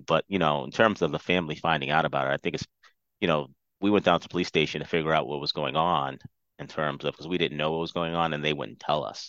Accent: Fall River, Massachusetts, United States; also born or lived in Providence, Rhode Island; I'm from Fall River, Massachusetts.

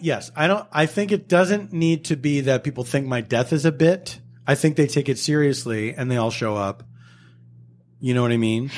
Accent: Philadelphia, Pennsylvania, United States; where I grew up in Philadelphia

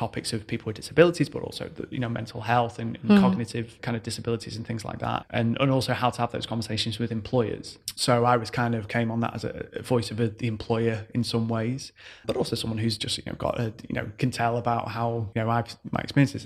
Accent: Manchester, North West England, United Kingdom; moved away as an adult; now in United Arab Emirates; So I'm originally from Manchester, the UK. So I moved out here January 2015.

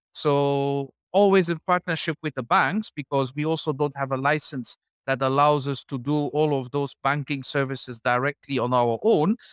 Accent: Belgium; moved away as an adult; also born or lived in Ivory Coast / Senegal / Gabon / Chad; now in Uganda; originally from Belgium

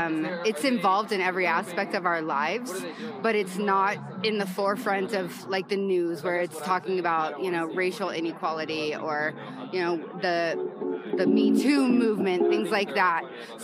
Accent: San Diego, California, United States; I'm …, Zena's sister, also from San Diego.

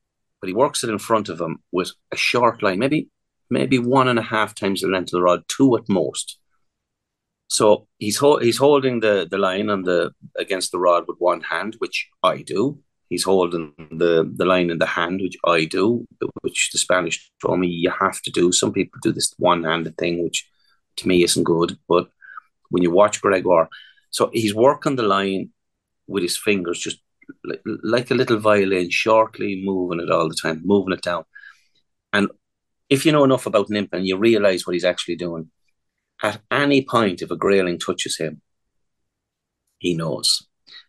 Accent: England, United Kingdom; born there; We do know I was born in England, don't we? I'm eligible.

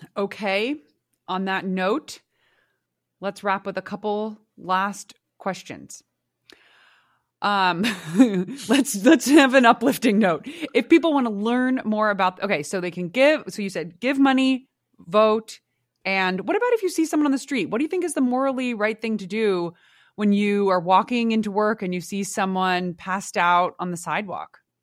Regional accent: San Francisco, California, United States; my hometown

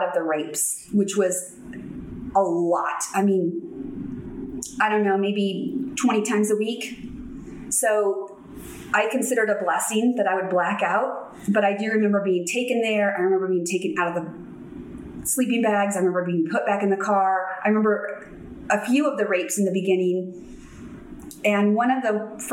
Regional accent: San Diego, California, United States; So I grew up in San Diego, and my parents got divorced when I was 4

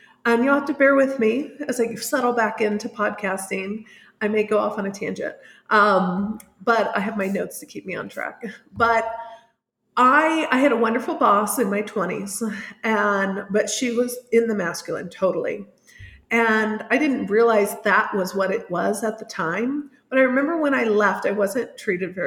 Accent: Indianapolis, Indiana, United States; moved away as an adult; now in San Miguel de Allende, Mexico; I'm originally from Indianapolis, Indiana, although I live in San Miguel de Allende in central Mexico

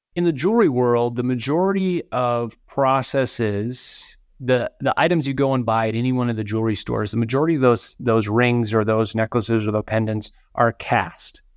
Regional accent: Minnesota, United States; moved away; grew up in Minnesota.

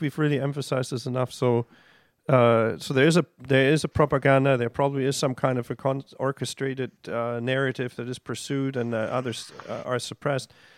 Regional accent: Germany; now in Canada; growing up in Germany

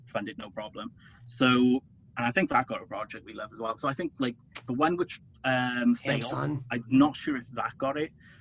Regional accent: United Kingdom; I'm British.

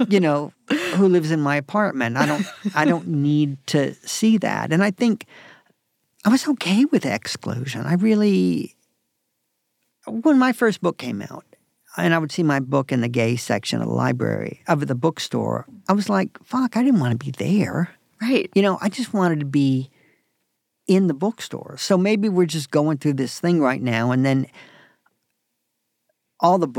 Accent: Raleigh, North Carolina, United States; moved away; also born or lived in New York City; I grew up in Raleigh, North Carolina.

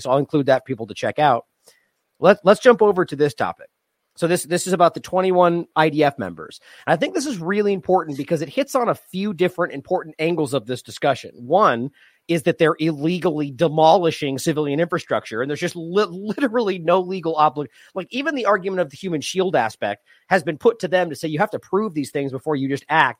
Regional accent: United States; as an American

